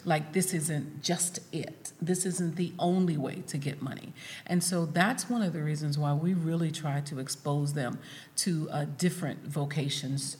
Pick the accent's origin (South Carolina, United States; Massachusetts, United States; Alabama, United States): South Carolina, United States; moved away; I'm originally from South Carolina